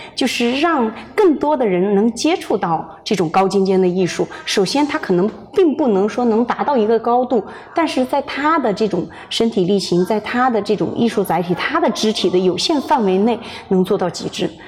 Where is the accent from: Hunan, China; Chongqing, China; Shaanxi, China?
Hunan, China; also born or lived in Beijing; now in Los Angeles, United States; 我是湖南人。哦。但是在北京生活的时间最长，在北京成家立业上学，嗯。后来是二零一四年对，二零一四年，来的美国